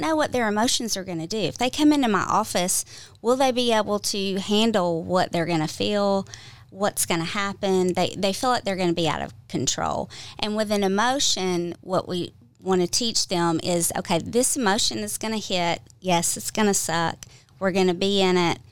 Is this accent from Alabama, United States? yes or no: no; Georgia, United States; I'm originally from Georgia